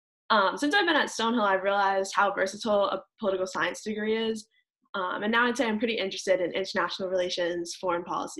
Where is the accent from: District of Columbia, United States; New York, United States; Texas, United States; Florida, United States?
District of Columbia, United States; Washington; moved away as an adult; So I'm originally from the Washington, D.C. area